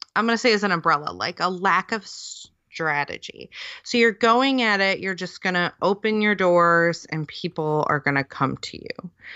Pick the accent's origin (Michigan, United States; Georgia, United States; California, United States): Michigan, United States; near Detroit; moved away as an adult; now in United Kingdom; I grew up near Detroit